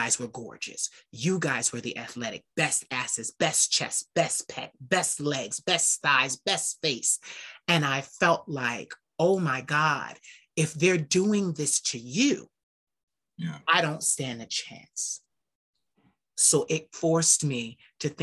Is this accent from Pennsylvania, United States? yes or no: yes; Philadelphia, Pennsylvania, United States; I'm from Philadelphia.